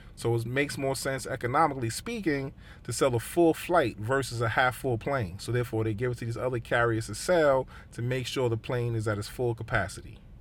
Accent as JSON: {"language": "English", "country": "United States", "said": "as an American"}